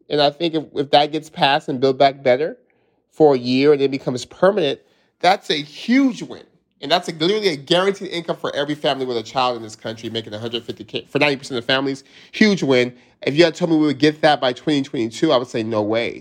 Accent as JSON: {"language": "English", "town": "Stockton", "region": "California", "country": "United States", "tie": "born or raised there", "said": "growing up in Stockton"}